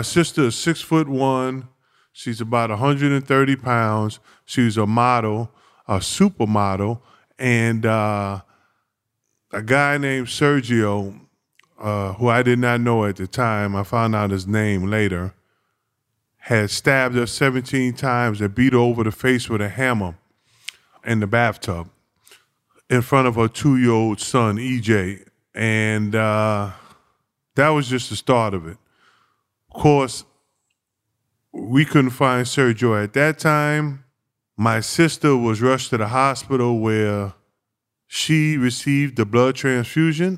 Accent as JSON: {"language": "English", "town": "New York City", "region": "New York", "country": "United States", "tie": "born or raised there", "also_born_or_lived": "South Carolina", "said": "I grew up on the Lower East Side of Manhattan"}